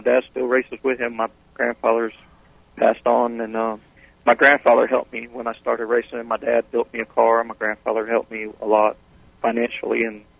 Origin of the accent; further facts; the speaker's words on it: Tampa, Florida, United States; now in Plant City, United States; Yeah, I'm from Tampa. I live in Plant City now.